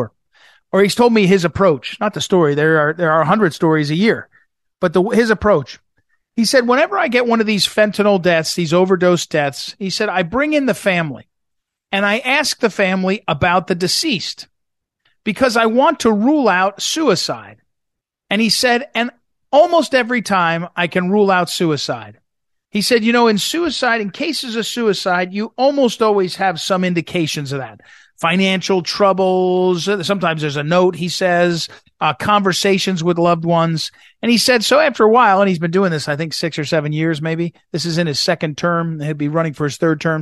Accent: St. Louis, Missouri, United States; St. Louis, Missouri, my hometown

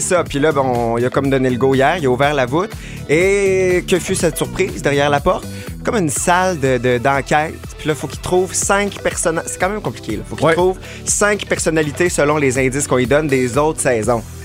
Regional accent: Quebec City, Quebec, Canada; dans ma chorale, au Colisée Pépicier à Québec, parce que je viens de Québec

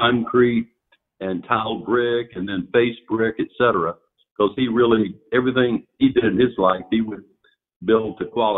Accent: Rincon, Georgia, United States; also born or lived in Savannah, Georgia; growing up in Rincon was a treat

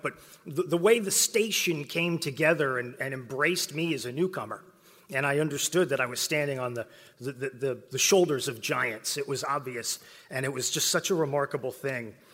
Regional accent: West Texas, United States; now in Charlotte, United States; I grew up in West Texas

